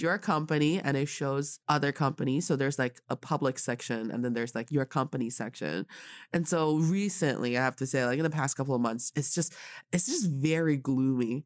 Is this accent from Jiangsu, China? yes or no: no; Changchun, Jilin, China; I am from Changchun